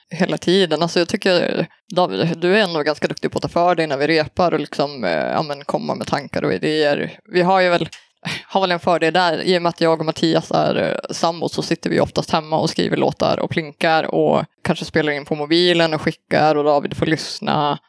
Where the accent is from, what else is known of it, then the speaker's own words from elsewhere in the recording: Söderhamn, Gävleborg County, Sweden; moved away as an adult; now in Luleå, Sweden; jag är ju då från Söderhamn från början i Hälsingland